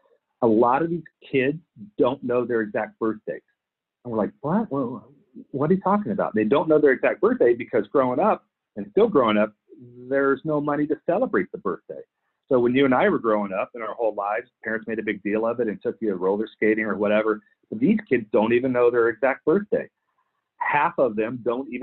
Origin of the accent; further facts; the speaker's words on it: Clear Lake City, Texas, United States; moved away as an adult; also born or lived in Philippines; I grew up in Clear Lake City, Texas